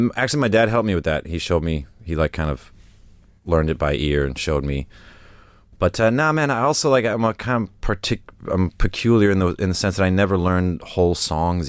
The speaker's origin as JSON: {"language": "English", "country": "United States", "tie": "born or raised there", "also_born_or_lived": "Essex, England / Stokenchurch, England", "lives_now": "New York, United States", "said": "I'm American by the influence that the outside world had on me growing up there, but at home, you know, Americans are foreigners to my parents."}